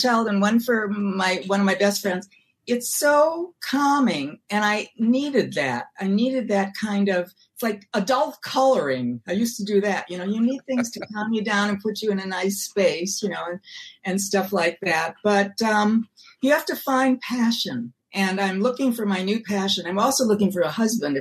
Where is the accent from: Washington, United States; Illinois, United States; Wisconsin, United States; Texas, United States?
Wisconsin, United States; Milwaukee; moved away; also born or lived in New York; I'm from Milwaukee